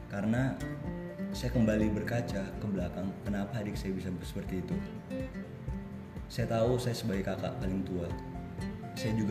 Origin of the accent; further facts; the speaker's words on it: Kalimantan, Indonesia; moved away; semenjak saya datang dari Kalimantan waktu itu sekitar tahun 2015